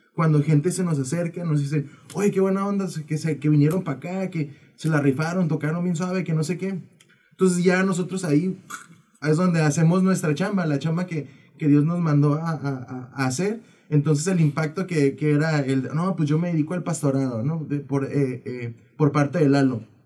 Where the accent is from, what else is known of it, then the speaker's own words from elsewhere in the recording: Tijuana, Baja California, Mexico; somos de acá, de Tijuana